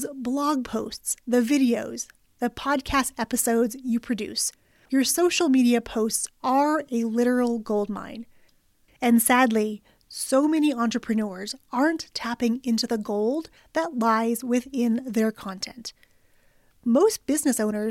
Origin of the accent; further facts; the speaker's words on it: Nevada, United States; I'm from Nevada